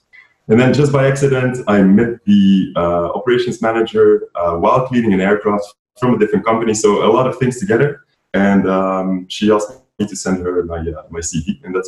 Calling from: Antwerp, Flanders, Belgium; I'm joining from Antwerp in Belgium.

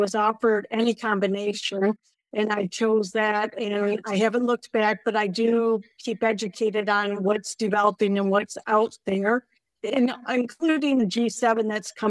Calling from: Bellingham, Washington, United States; Bellingham, Washington.

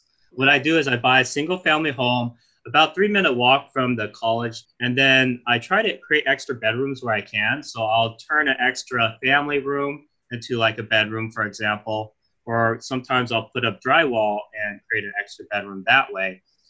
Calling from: Sacramento, California, United States; I'm dialing in from California.

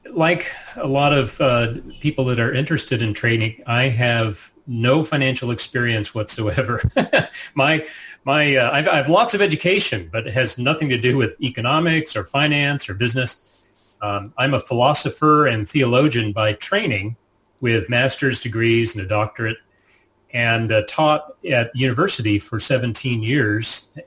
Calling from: Virginia, United States; we live just outside of Washington, D.C., you know, capital city, um, and uh, in Northern Virginia, which is a, a set of suburbs just outside of the city.

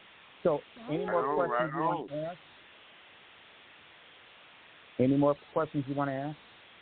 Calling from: Moorhead, Mississippi, United States; I am calling from the Mississippi Delta, the mighty Mississippi Delta.

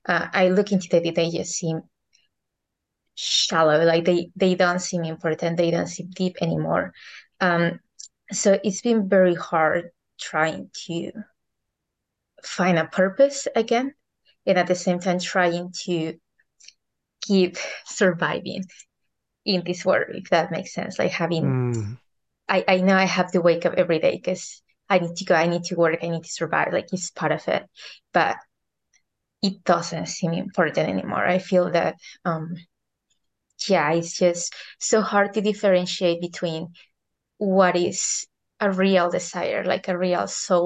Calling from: Hawaii, United States; So I'm right now in Hawaii.

